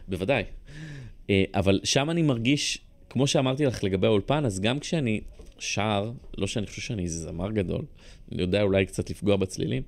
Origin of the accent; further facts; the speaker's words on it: Rishon LeZion, Central District, Israel; also born or lived in Bat Yam; גדלתי בבת ים אה, כלום עד גיל שלוש, ואז עברנו לראשון